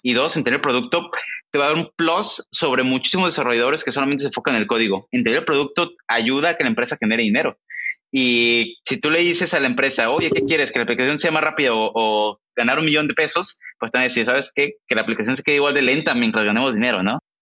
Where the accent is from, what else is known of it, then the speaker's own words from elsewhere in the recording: Mexico; moved away as an adult; now in Silicon Valley, United States; Somos mexicanos los dos